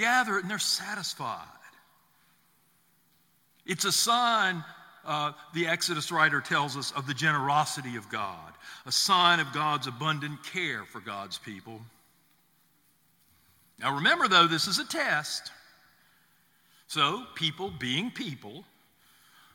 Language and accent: English; the South, United States; I grew up in the South in the 50s